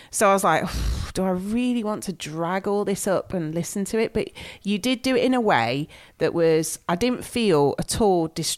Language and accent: English; Nottingham, East Midlands, United Kingdom; we're from Nottingham.